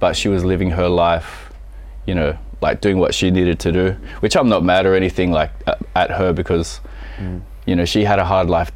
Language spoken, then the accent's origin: English; Sydney, New South Wales, Australia; I was born in Sydney, and I grew up in an area called Maroubra Beach.